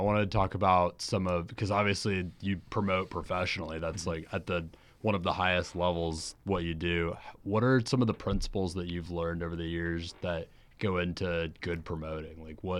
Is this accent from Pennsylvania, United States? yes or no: no; Jacksonville, Florida, United States; I'm actually from Jacksonville. That's where I grew up and everything.